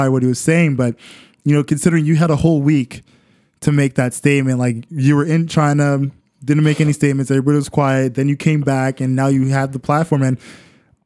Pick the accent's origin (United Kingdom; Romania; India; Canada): Canada; I'm Canadian